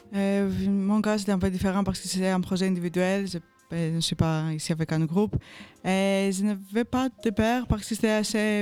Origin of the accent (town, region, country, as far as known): Greece; French is a second language; moved away as an adult; now in Brussels, Belgium